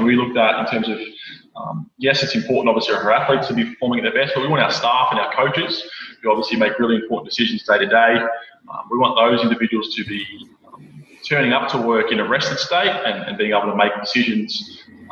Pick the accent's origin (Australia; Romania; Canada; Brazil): Australia; Melbourne, Victoria; moved away as an adult; now in Brisbane, Australia; growing up in Melbourne, I was born into a Collingwood family